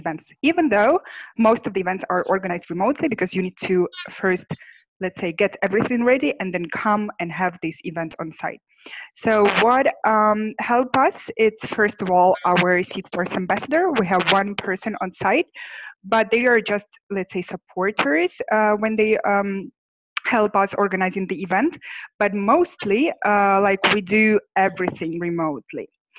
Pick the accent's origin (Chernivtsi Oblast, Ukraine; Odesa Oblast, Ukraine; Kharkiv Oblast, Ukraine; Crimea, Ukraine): Odesa Oblast, Ukraine; Odesa; English is a second language; now in Kyiv, Ukraine; I'm Ukrainian and I was born in Odessa, even though my hometown is Kyiv right now.